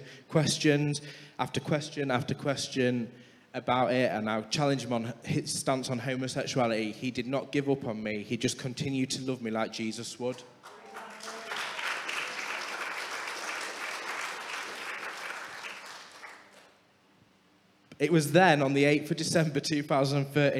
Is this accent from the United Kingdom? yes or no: yes; Scunthorpe, Yorkshire and the Humber, United Kingdom; we're both from Sunny Scunny